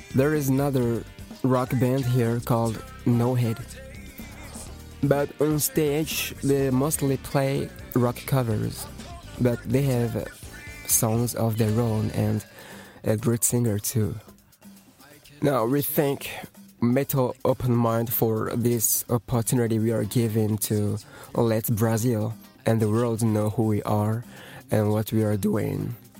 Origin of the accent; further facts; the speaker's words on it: Togo; English is a second language; we're coming from Togo. Togo is a little country from West Africa